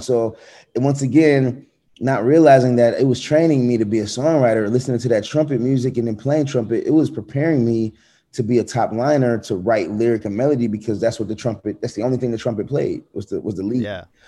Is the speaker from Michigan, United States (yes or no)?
no; Atlanta, Georgia, United States; also born or lived in Connecticut; I grew up fast in Atlanta